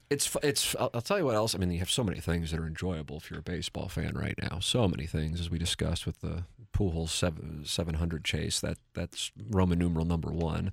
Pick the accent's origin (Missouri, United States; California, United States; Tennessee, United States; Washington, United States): Missouri, United States; St. Louis; here in my hometown of Saint Louis